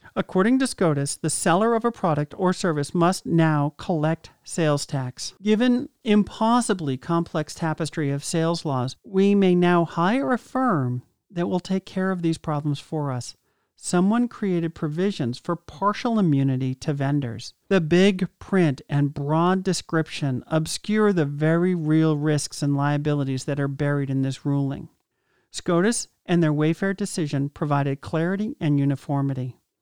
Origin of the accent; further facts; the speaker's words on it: Massachusetts, United States; now in Vermont, United States; my hometown in Massachusetts and my current town in Vermont